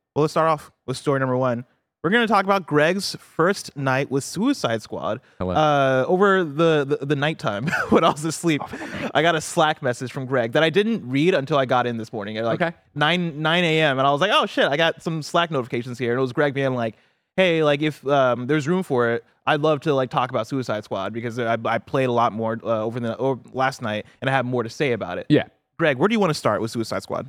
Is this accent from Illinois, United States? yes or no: yes; Illinois, United States; I am from Illinois